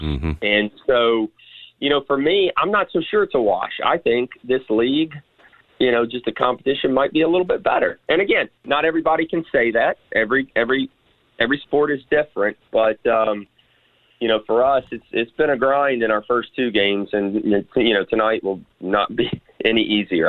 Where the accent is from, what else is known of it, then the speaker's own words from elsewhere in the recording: Memphis, Tennessee, United States; I am a Memphian, right? I grew up here in Memphis. I was born here, grew up here